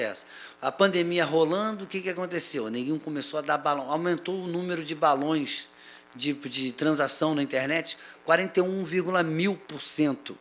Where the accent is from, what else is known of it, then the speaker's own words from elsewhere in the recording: Silva Jardim, Rio de Janeiro, Brazil; eu fui criado numa fazenda, né, lá em Silva Jardim